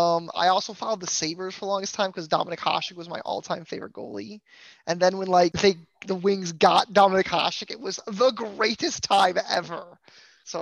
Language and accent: English; Toledo, Ohio, United States; now in Houston, United States; I am from Toledo, Ohio, which is basically a suburb of Detroit, Michigan, kind of, but it's an hour and 15 to Joe Louis Arena. So, I'm a diehard Wings fan from Ohio.